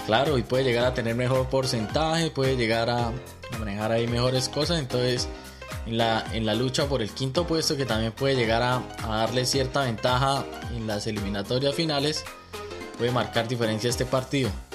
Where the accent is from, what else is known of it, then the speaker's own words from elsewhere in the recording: Colombia; now in Australia; a los que venimos de Colombia